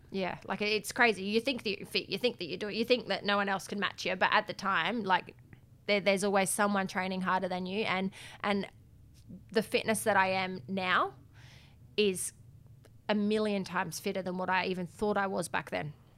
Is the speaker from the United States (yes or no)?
no; Adelaide, South Australia, Australia; I grew up in Adelaide